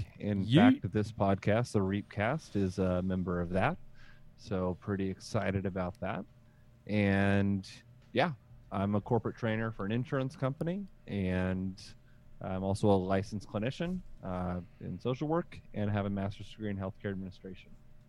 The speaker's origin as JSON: {"language": "English", "region": "Northwest Missouri", "country": "United States", "tie": "born or raised there", "lives_now": "St. Louis, United States", "said": "I live in St. Louis, Missouri. I grew up in Northwest Missouri"}